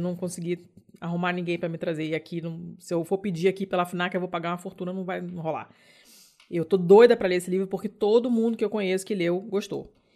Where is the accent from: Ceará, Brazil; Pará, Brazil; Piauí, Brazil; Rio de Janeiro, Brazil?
Rio de Janeiro, Brazil; sou do Rio